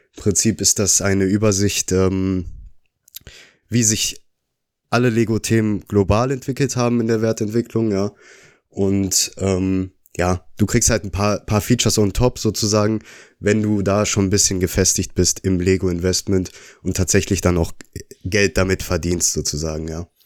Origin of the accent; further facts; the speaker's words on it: Oberhausen, North Rhine-Westphalia, Germany; komme auch aus Oberhausen